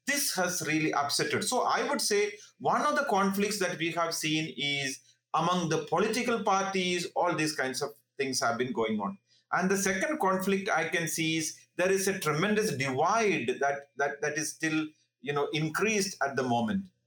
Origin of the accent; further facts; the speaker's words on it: India; moved away as an adult; now in Bihar, India; as an Indian citizen